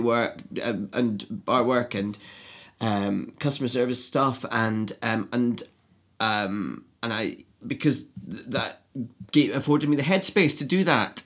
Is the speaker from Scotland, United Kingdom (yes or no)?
yes; Edinburgh, Scotland, United Kingdom; I grew up in Edinburgh